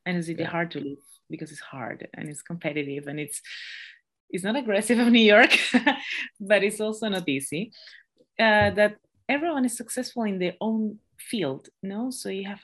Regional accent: Peru; first language Spanish; English is a second language; moved away as an adult; now in London, United Kingdom; I'm sorry for my accent if it's too thick. I'm from Peru, that's why. So my mother tongue is Spanish

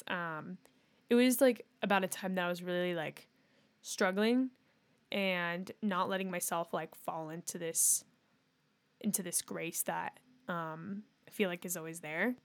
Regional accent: Northern California, United States; we're from Northern California

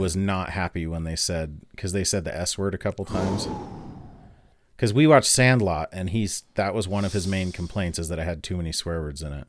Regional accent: Utah, United States; growing up in Utah

